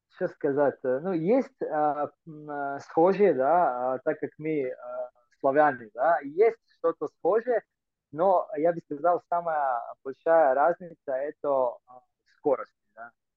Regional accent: Croatia; Russian is a second language; moved away as an adult; also born or lived in Russia; я из Хорватии, я жил в России

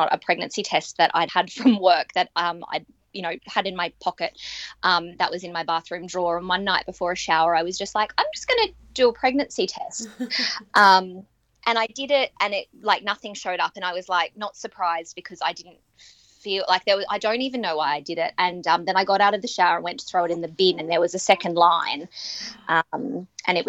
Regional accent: Australia; now in Mount Isa, Australia; I'm Australian

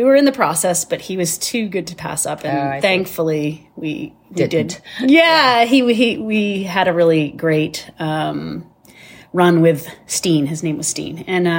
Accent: Massachusetts, United States; born there; now in New Hampshire, United States; Hi, I am from New Hampshire. I was born in Massachusetts, and I have lived in New Hampshire for over 25 years.

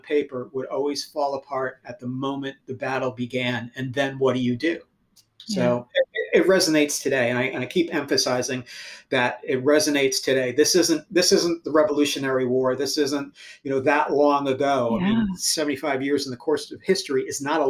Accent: United States; We're Americans

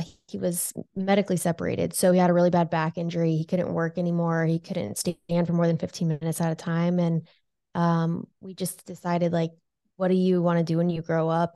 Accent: California, United States; moved away as an adult; now in Lincoln, United States; I was, uh, born and raised in California

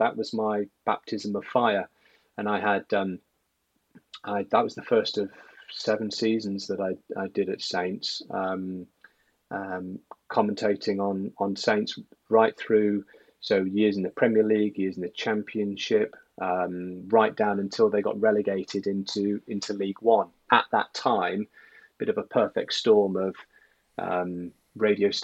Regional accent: Sheffield, Yorkshire and the Humber, United Kingdom; moved away as an adult; also born or lived in Manchester; I'm originally from the north, grew up in Sheffield

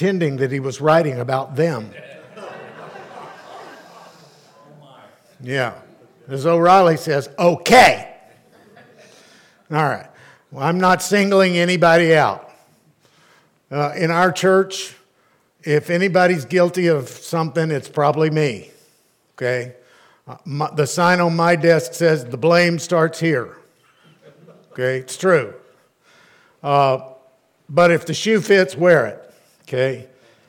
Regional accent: Arlington, Texas, United States; growing up in Arlington

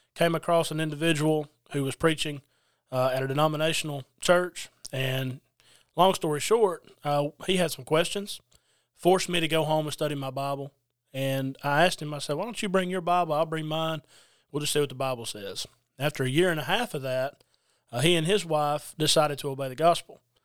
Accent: Adairsville, Georgia, United States; now in Quitman, United States; I'm originally from Adairsville, Georgia, currently in Quitman, Georgia

